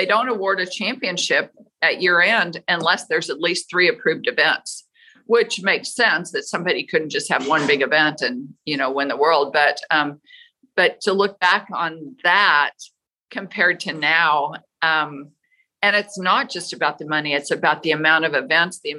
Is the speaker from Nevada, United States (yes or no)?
yes; Las Vegas, Nevada, United States; I grew up in Las Vegas, which is so weird because at the time, Vegas wasn't a rodeo town